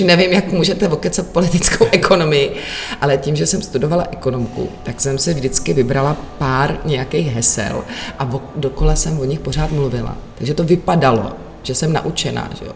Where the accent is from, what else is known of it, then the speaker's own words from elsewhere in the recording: Czechia; u nás v Čechách